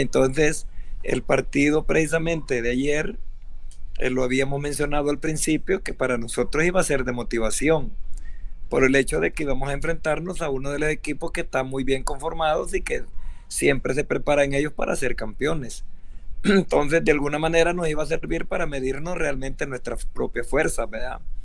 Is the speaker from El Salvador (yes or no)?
yes; El Salvador; aquí en nuestro país